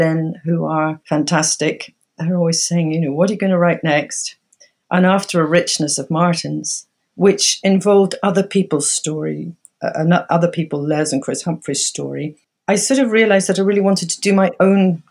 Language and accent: English; Scotland, United Kingdom; also born or lived in Dunkeld; growing up in Ardnamurchan